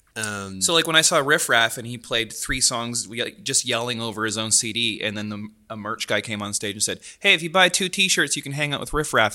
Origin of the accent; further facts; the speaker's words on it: Delta, British Columbia, Canada; I grew up in Delta